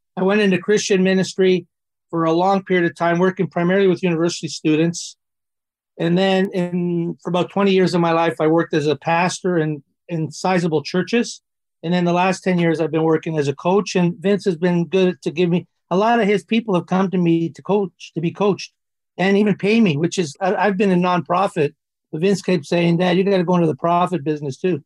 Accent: Toronto, Ontario, Canada; I grew up in Toronto

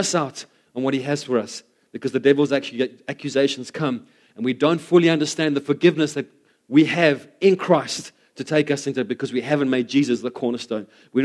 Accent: South Africa; as South African, especially South African males

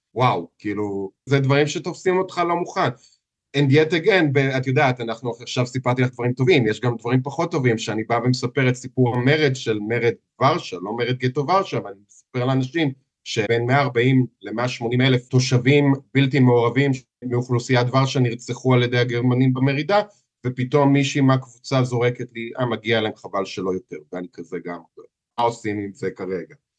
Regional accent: Israel; accent: heavy Israeli accent; moved away as an adult; now in Warsaw, Poland; אני יליד ישראל

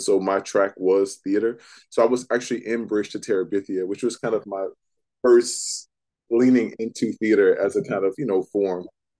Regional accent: Jackson, Mississippi, United States; moved away; I identify as Black first. A close second is as a Southern boy. That experience growing up in Mississippi was and still is so formative to who I am

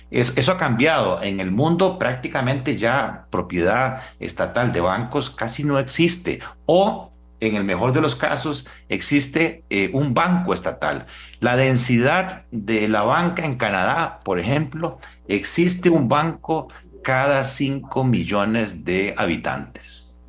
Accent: Costa Rica; al final nosotros como costarricenses no sabemos qué se hace con esos dineros

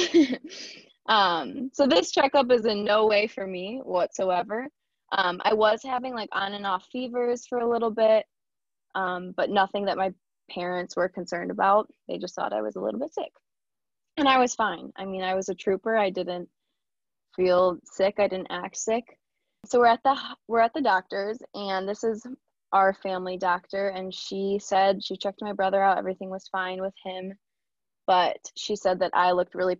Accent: Sterling Heights, Michigan, United States; also born or lived in Ann Arbor, Michigan; I grew up in Sterling Heights, which is very close by.

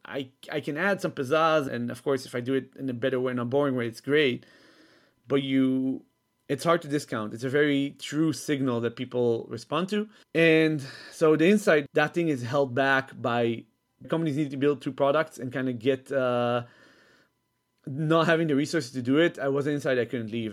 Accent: Israel; moved away as an adult; also born or lived in Netherlands; I was originally from Israel. I was born there. Um, then when I was six, I moved with my mom to Holland for four years.

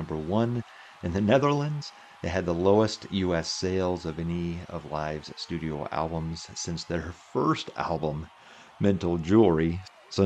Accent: Michigan, United States; back in my home state. July 21st, New Buffalo, Michigan.

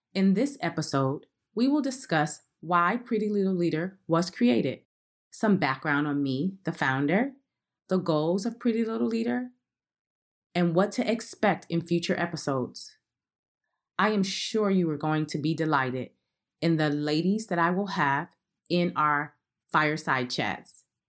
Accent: Cleveland, Ohio, United States; I started as a process engineer in my hometown of Cleveland, Ohio

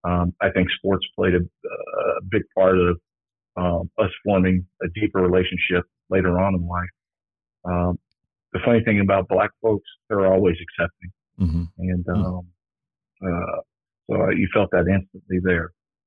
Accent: Cincinnati, Ohio, United States; growing up in Cincinnati, I grew up in the Kennedy Heights area. Which at the time was predominantly black.

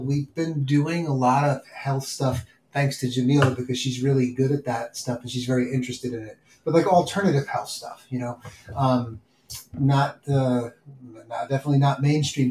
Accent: New York City, New York, United States; moved away; I grew up in New York City

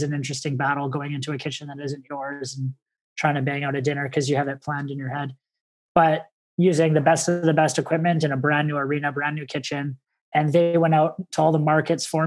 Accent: Vancouver, British Columbia, Canada; I grew up in Vancouver, British Columbia.

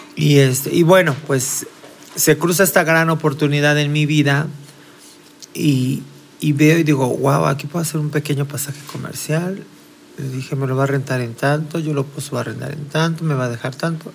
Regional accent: Mexico City, Mexico; nací aquí en la Ciudad de México en 1974

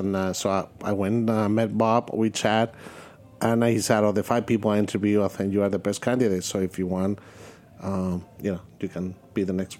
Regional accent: Madrid, Community of Madrid, Spain; English is a second language; moved away as an adult; also born or lived in Cordoba, Andalusia, Spain / California; I was born in South in Cordoba, in Andalusia, but I grew up in Madrid.

